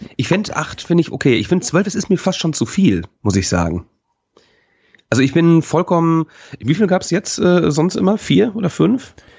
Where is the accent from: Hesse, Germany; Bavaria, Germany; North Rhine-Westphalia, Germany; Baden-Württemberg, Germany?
North Rhine-Westphalia, Germany; born or raised there; now in Hamburg, Germany